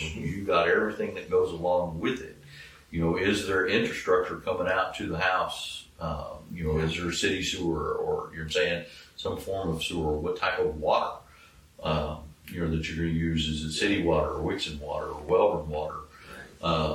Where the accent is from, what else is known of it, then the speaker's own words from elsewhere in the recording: Taylor, United States; when I grew up in Taylor